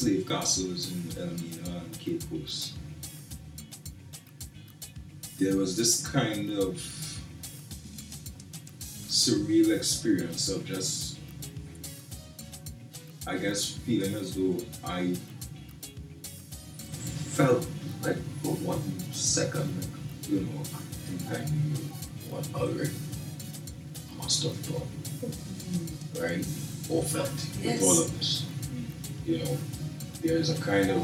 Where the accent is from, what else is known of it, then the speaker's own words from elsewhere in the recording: Trinidad & Tobago; we're coming from Trinidad